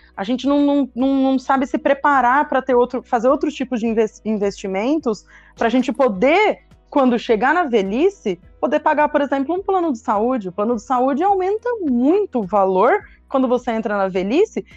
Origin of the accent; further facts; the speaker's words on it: São José do Rio Preto, São Paulo, Brazil; also born or lived in Araraquara; eu sou daqui de Rio Preto mesmo, né? Fui para Araraquara, fiz a faculdade em Araraquara